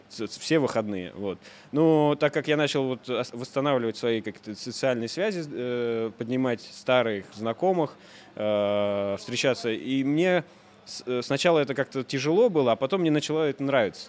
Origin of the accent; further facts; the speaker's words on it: Voronezh, Voronezh Oblast, Russia; moved away as an adult; also born or lived in Moscow; Я из Воронежа, родом из Воронежа, жил в Москве на тот момент